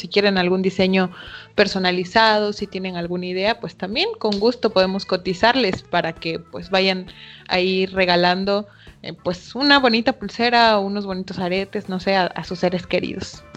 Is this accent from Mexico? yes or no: yes; Chiapas, Mexico; como buenos chiapanecos